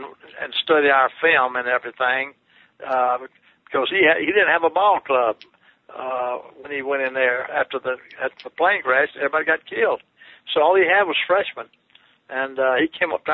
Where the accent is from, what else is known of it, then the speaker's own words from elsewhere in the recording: Birmingham, Alabama, United States; moved away; I was from there. You know, I was from Birmingham